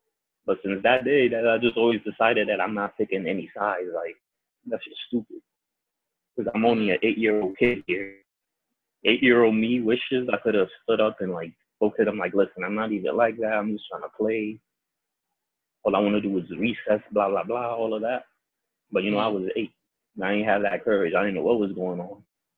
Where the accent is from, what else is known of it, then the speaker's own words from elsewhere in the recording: New York City, New York, United States; also born or lived in Bronx, New York / Dominican Republic; I grew up in the Heights.